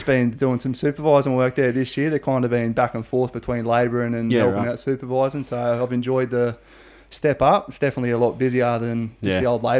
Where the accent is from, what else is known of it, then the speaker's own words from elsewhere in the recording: Cessnock, New South Wales, Australia; also born or lived in Maitland; Born at Maitland Hospital, but grew up in Cessnock.